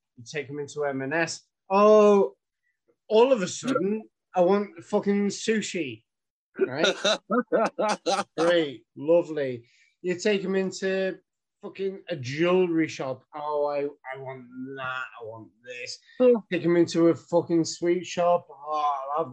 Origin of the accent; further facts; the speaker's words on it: Ireland; I'm fucking Irish